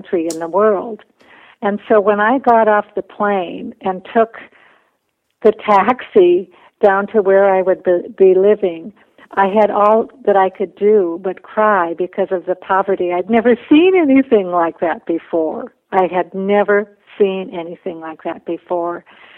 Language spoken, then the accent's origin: English; Minnesota, United States; also born or lived in Bolivia; I went to school full-time to the University of Minnesota